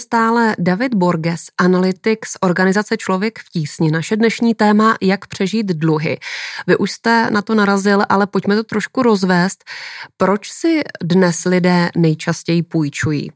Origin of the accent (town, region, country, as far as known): Czechia